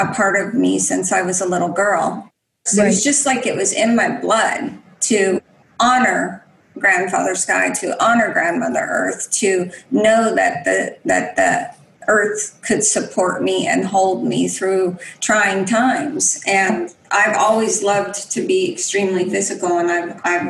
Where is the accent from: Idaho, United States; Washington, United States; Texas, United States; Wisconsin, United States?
Washington, United States; Spokane Indian Reservation; I grew up, you know, on the Spokane Indian Reservation